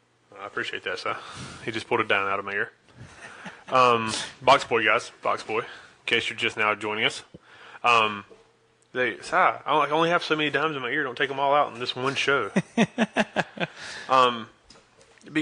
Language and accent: English; Charlotte, North Carolina, United States; We're from the Charlotte area, if people that don't know.